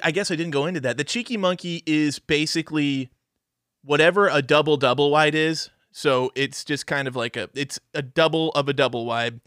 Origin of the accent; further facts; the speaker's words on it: Missouri, United States; growing up in Missouri